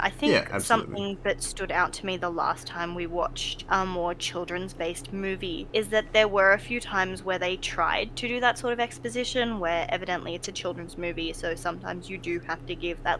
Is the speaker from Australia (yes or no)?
yes; Australia; we're Australian